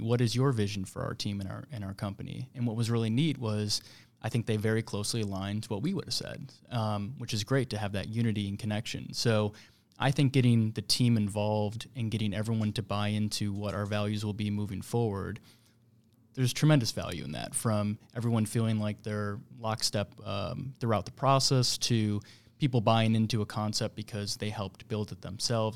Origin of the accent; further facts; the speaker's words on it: Buffalo, New York, United States; moved away as an adult; now in Kansas City, United States; born and raised in Buffalo, New York